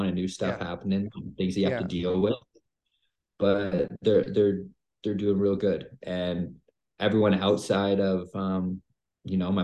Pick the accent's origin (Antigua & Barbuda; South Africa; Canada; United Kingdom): Canada; born or raised there